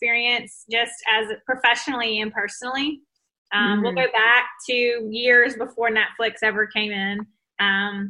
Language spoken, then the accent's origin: English; Mississippi, United States; I'm from Mississippi. So I lived in Mississippi my whole life